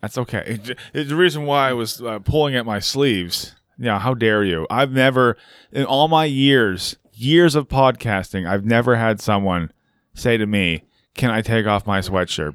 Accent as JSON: {"language": "English", "region": "California", "country": "United States", "said": "as a Californian"}